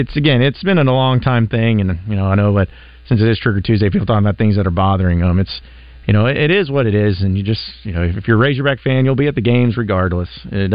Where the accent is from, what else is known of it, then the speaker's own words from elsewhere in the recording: Northwest Arkansas, United States; now in Little Rock, United States; growing up in Northwest Arkansas.